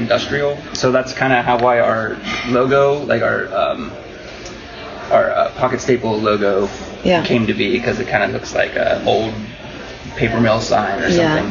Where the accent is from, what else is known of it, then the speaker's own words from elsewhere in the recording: central Pennsylvania, United States; I grew up in Pennsylvania, central Pennsylvania, on a dairy farm